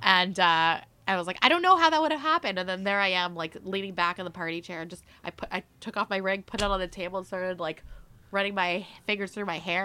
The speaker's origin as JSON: {"language": "English", "town": "Mississauga", "region": "Ontario", "country": "Canada", "tie": "born or raised there", "also_born_or_lived": "Philippines", "lives_now": "Toronto, Canada", "said": "I grew up in Mississauga"}